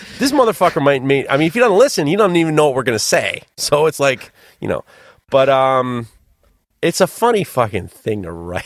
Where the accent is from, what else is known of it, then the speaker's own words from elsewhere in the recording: New York, United States; I'm a New Yorker